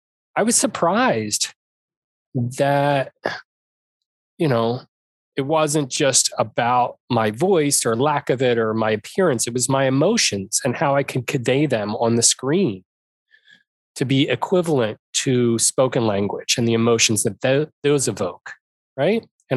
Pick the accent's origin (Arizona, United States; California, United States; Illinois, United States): Arizona, United States; I'm from Arizona. There's no ocean to speak of.